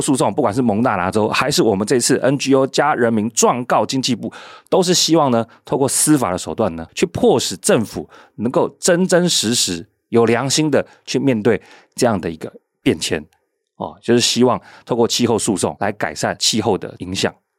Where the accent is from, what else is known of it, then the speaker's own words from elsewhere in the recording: Taiwan; 那这个教训对比到台湾，难道我们台湾人就应该去分享那些大企业所产生的恶果吗？